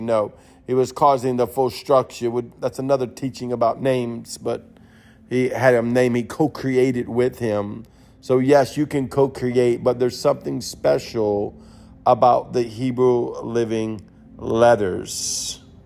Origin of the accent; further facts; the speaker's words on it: Cajun, Louisiana, United States; I'm Creole. I'm a Cajun.